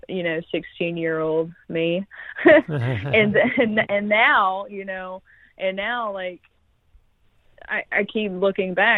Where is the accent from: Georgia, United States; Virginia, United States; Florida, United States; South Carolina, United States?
Florida, United States; Gulf Coast; I grew up here on the Gulf Coast.